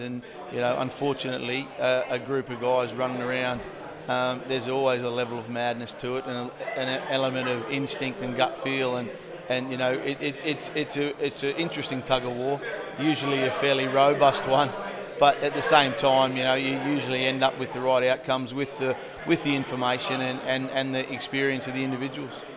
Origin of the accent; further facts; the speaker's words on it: Australia; moved away as an adult; now in United Kingdom; growing up in Australia